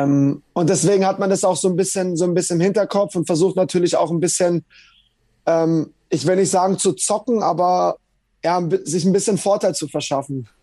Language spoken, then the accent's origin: German; Bietigheim-Bissingen, Baden-Württemberg, Germany; also born or lived in Leverkusen; now in London, United Kingdom; bei meinem Heimatverein SV Germania Bietigheim